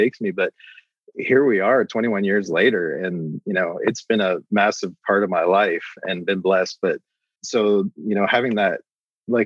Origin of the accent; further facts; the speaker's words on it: Canada; also born or lived in Nashville, United States; I'm actually Canadian, so my visa expired, so I moved back to Canada.